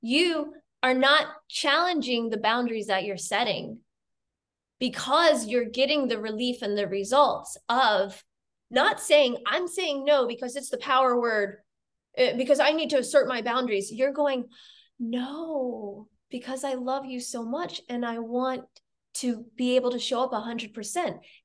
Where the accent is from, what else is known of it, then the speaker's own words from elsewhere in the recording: United States; now in Germany; I'm an American